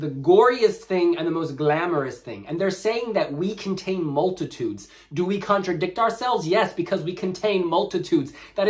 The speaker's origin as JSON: {"language": "English", "country": "United States", "moved": "yes", "lives_now": "United Kingdom", "said": "as an American"}